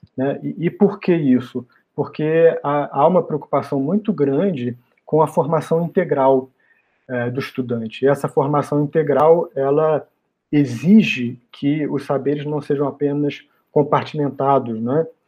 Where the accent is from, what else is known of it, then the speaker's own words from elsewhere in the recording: Rio de Janeiro, Brazil; moved away as an adult; now in São Paulo, Brazil; eu fiz a minha formação toda no Rio de Janeiro, que é a minha cidade natal